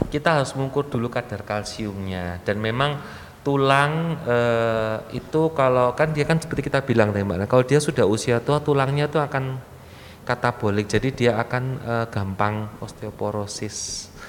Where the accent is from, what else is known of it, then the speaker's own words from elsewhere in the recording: East Java, Indonesia; Uh, Ngapunten saya ini orang Jawa Timur.